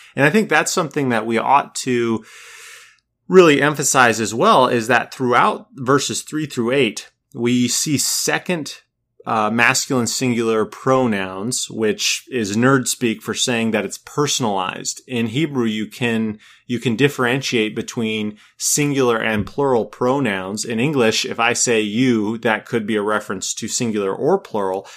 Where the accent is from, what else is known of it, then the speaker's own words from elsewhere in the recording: Minnesota, United States; also born or lived in California; now in North Carolina, United States; I come from Minnesota